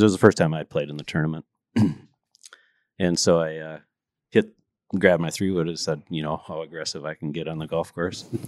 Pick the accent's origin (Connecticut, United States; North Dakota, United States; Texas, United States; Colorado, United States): North Dakota, United States; Fargo; raised in Fargo